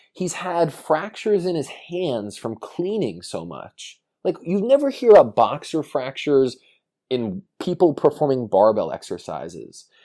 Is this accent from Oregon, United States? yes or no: no; New York, United States; I grew up in New York